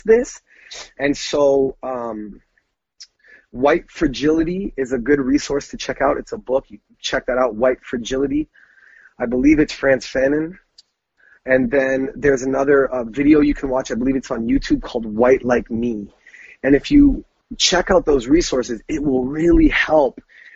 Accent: Brantford, Ontario, Canada; growing up in Brantford, right? So that's the Toronto area

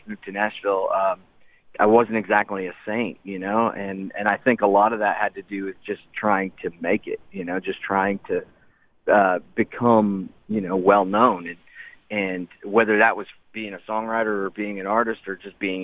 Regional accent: Spirit River, Alberta, Canada; growing up in Spirit River, Alberta

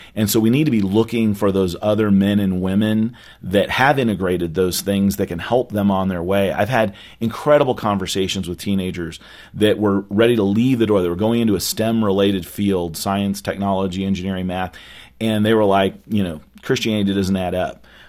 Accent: California, United States; now in Dallas, United States; growing up in California

